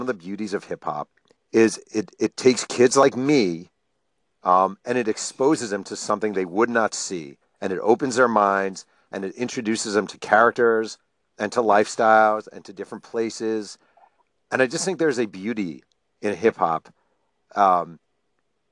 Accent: upstate New York, United States; I grew up in a very small town in way upstate New York

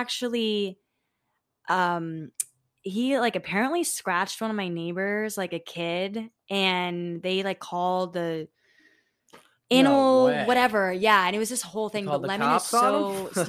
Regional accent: Florida, United States; I grew up in Florida

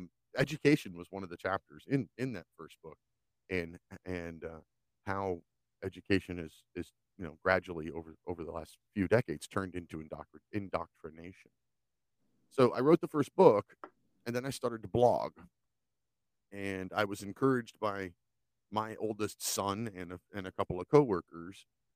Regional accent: United States; Things that I saw growing up in America

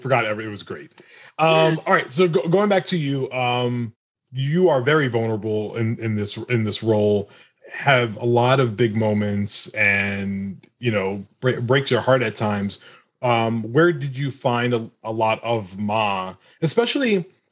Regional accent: United States; I'm American. I was born in America

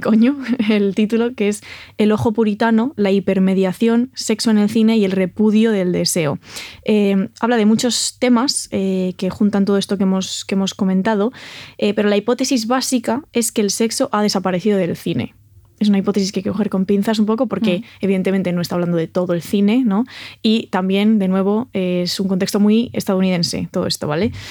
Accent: Santiago de Compostela, Galicia, Spain; moved away; mi ciudad natal, que es Santiago de Compostela

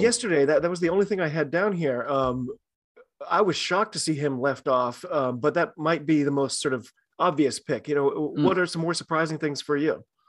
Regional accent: United States; I'm an American

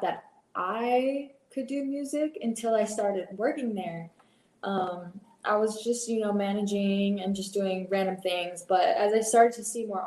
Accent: Inland Empire, California, United States; moved away as an adult; also born or lived in Torrance, California; now in Austin, United States; I live in Austin, Texas right now, but I'm actually from California. I was born in Torrance, but I grew up in the Inland Empire area

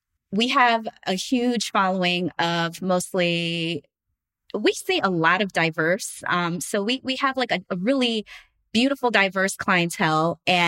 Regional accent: New Jersey, United States; now in Los Angeles, United States; I was in LA from New Jersey.

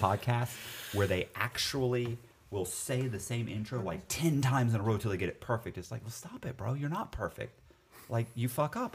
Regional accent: Florida, United States; I was raised in Florida, so I, and I was educated in Florida, too.

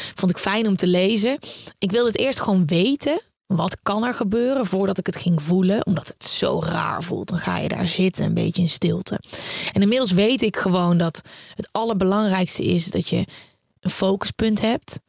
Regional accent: Uden, North Brabant, Netherlands; moved away; also born or lived in The Hague; ik kom uit Uden, eh, een klein stadje in Brabant.

